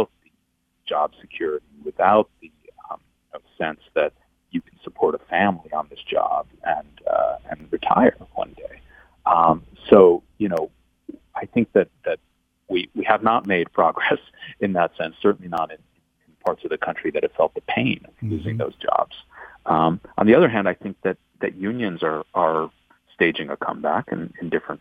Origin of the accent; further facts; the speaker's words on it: Buffalo, New York, United States; I grew up in Buffalo, so I'm a real connection to the Rust Belt